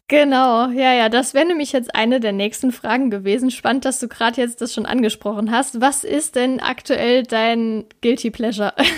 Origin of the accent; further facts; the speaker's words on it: Saarland, Germany; in Saarbrücken, also meinem Heimatbundesland Saarland